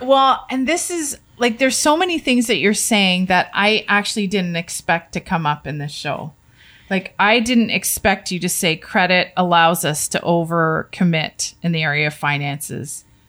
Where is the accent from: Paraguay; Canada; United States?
Canada; we as a Canadian family